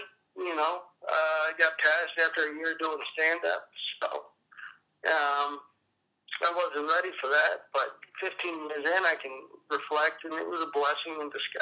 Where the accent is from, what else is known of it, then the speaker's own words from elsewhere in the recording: Eastern Washington, United States; moved away; also born or lived in Los Angeles; I grew up in Eastern Washington, like Eastern Washington, small town.